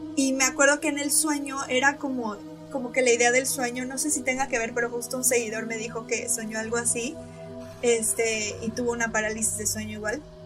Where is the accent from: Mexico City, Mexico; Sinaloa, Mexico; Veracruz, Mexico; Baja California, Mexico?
Veracruz, Mexico; yo soy de Veracruz